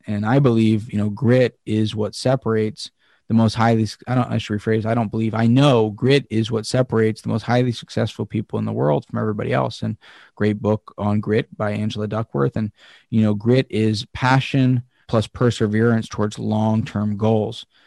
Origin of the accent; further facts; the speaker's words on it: Pennsylvania, United States; Pennsylvania is, is where, my home state